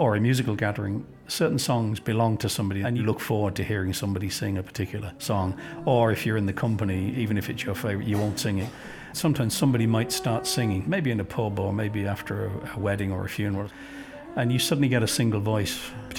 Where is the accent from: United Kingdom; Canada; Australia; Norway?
United Kingdom; London; I was born in London. My father was reared in Glasgow, but from Donegal. My mother was English